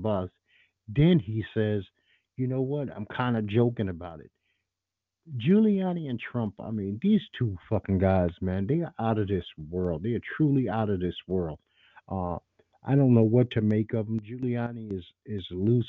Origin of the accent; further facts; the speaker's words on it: New York City, New York, United States; I'm a New Yorker, native New Yorker.